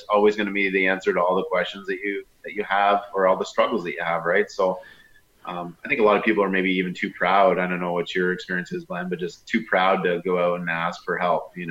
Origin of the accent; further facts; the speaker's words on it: Sarnia, Ontario, Canada; I'm born and raised in Sarnia, Ontario